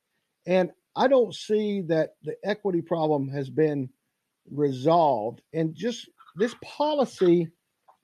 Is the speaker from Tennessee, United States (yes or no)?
yes; Knoxville, Tennessee, United States; a kid that grew up all my life in East Knox County. I grew up in Sunnyview and graduated from Carter High School